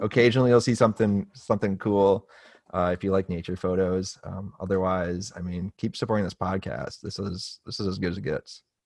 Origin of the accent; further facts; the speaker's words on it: United States; as an American